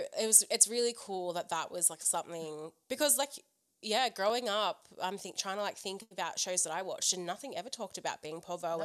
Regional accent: Central Coast, New South Wales, Australia; I grew up on the Central Coast.

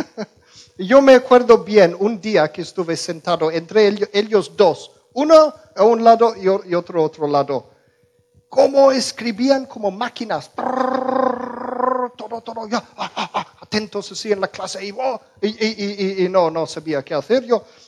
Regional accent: Birmingham, West Midlands, United Kingdom; Spanish is a second language; moved away; yo crecí en, Musulmanlandia, en Inglaterra, en Birmingham.

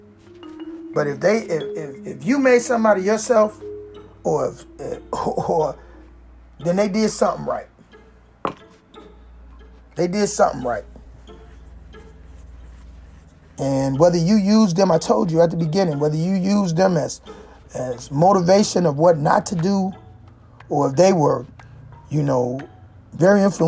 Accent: Washington, District of Columbia, United States; I grew up in Chocolate City

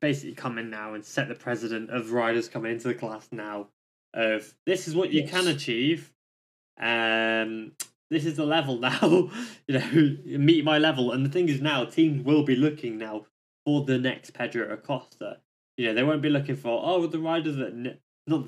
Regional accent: United Kingdom; as a British person

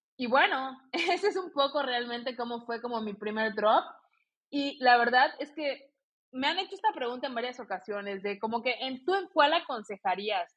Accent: Mexico; also born or lived in Barcelona, Spain; tengo la doble nacionalidad, soy española y mexicana por parte de abuela

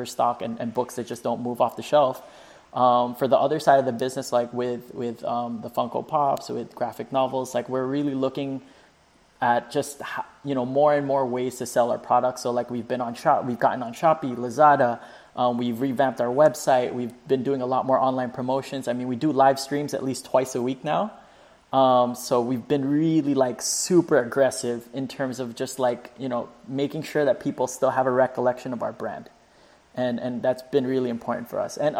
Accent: Florida, United States; moved away as an adult; I grew up in Florida

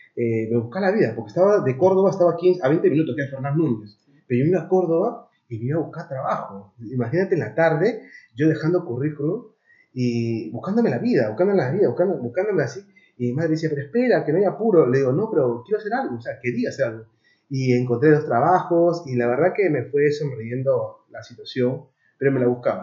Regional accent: Lima, Peru; moved away as an adult; now in Madrid, Spain; desde Perú, soy peruano, de un barrio que se llama San Juan del Origancho

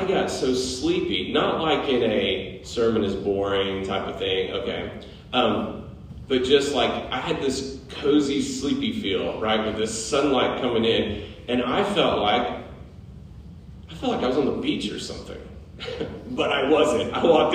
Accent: Middle Tennessee, United States; moved away as an adult; also born or lived in Connecticut; When we moved here from Connecticut, I was amazed how many churches were in Middle Tennessee. And I'd grown up here

